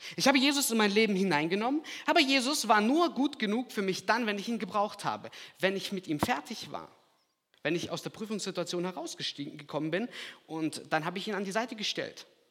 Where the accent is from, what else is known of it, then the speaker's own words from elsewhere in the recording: Lahr, Black Forest, Baden-Württemberg, Germany; accent: Alemannic; also born or lived in Kazakhstan; Ich bin ein paar Stunden weiter nördlich aufgewachsen in La. La Schwarzwald, kennt ihr bestimmt auch. Ich komme auch aus dem Alemannischen